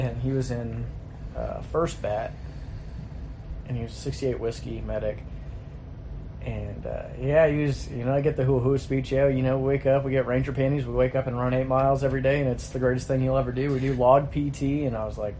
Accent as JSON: {"language": "English", "region": "Southern California", "country": "United States", "tie": "born or raised there", "also_born_or_lived": "North Carolina", "moved": "yes", "said": "I like swimming growing up in Southern California"}